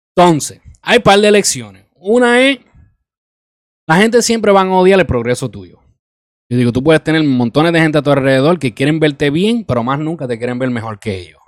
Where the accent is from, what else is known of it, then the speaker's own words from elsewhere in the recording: Isabela, Puerto Rico; now in New York, United States; invertir en mi pueblo, invertir en mi país